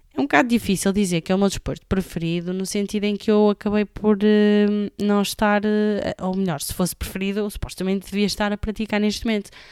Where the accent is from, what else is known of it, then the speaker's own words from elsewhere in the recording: Amarante, Norte, Portugal; de Amarante, que é a minha terra natal